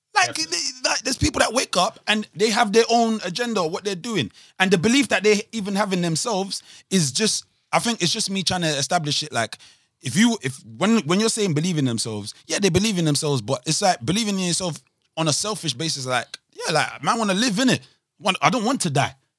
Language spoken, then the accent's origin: English; Nigeria; I'm Nigerian